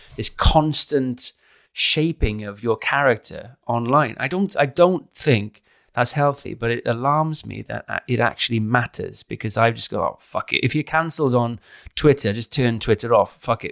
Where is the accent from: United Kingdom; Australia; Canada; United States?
United Kingdom; Caerphilly, Wales; now in London, United Kingdom; I'm from Caerphilly.